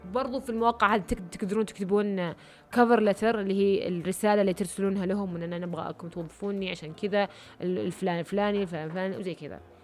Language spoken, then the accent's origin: Arabic; Riyadh, Riyadh Province, Saudi Arabia; أنا من الرياض